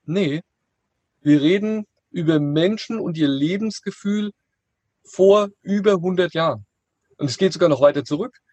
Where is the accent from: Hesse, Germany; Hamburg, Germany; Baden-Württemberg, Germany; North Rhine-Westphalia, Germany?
Hesse, Germany; near Frankfurt; ich komme ja hier aus der Nähe von Frankfurt